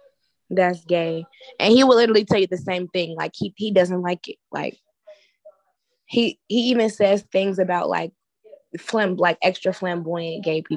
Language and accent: English; Chicago, Illinois, United States; I'm from Chicago. I done seen some ghetto shit.